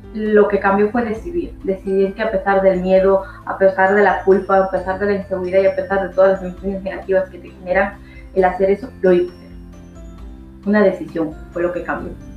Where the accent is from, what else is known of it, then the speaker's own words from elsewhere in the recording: Ecuador; now in Spain; soy de Ecuador, llevo viviendo más de 20 años en España